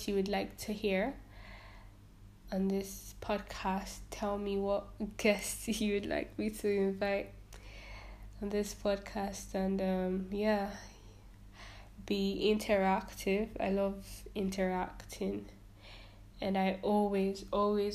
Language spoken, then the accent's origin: English; Nigeria; I am a Nigerian